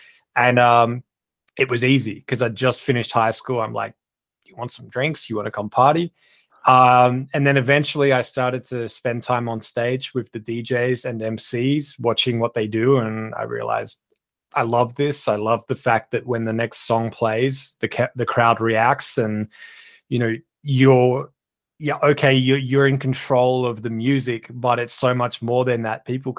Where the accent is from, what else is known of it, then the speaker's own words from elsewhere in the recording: Australia; as soon as I was old enough to DJ where I grew up in Australia, I knew I wanted to DJ